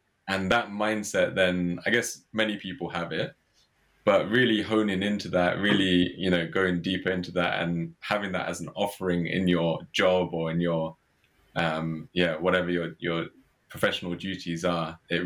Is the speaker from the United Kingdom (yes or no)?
yes; Watford, East of England, United Kingdom; I was born and brought up in Watford